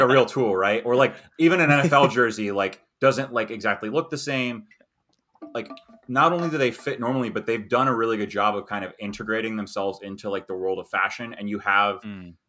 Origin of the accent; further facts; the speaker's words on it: United States; as an American